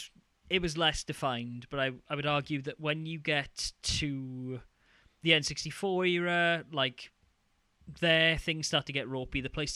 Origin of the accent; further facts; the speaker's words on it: Wales, United Kingdom; I'm Welsh.